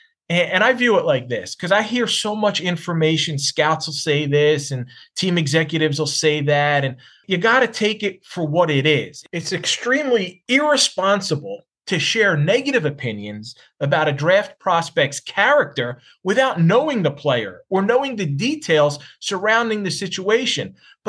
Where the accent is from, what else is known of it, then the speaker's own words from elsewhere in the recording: Philadelphia, Pennsylvania, United States; growing up in Philly